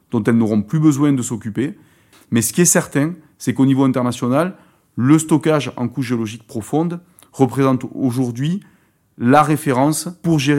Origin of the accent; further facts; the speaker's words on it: France; En l'occurrence, chez nous en France, pour nos centres de stockage, c'est l'argile.